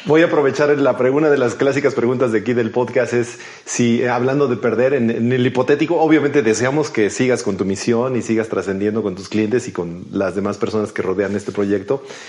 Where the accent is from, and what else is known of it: Mexico